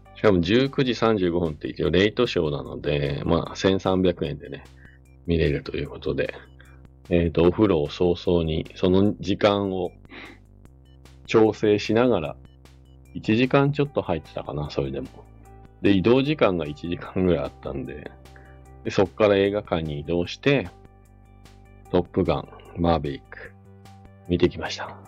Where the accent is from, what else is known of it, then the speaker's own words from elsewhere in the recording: Nagano or Matsumoto, Japan; now in Hakuba, Japan; 長野市とか松本市とか、まあ、地元に帰った時